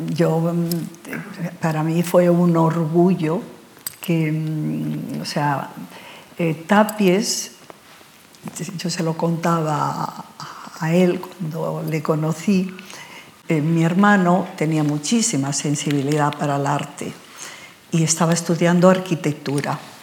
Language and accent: Spanish; Barcelona, Catalonia, Spain; moved away as an adult; also born or lived in Santander / London; now in Madrid, Spain; yo soy de Santander, he vivido en Barcelona mi niñez y mi juventud, pero mm, yo soy muy madrileña